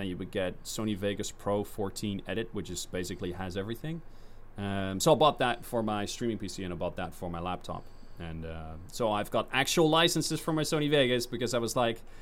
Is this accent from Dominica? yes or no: no; Netherlands; I'm from the Netherlands